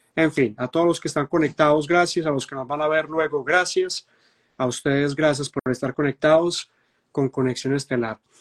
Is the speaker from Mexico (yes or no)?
no; Medellín, Antioquia, Colombia; yo soy de Medellín, Colombia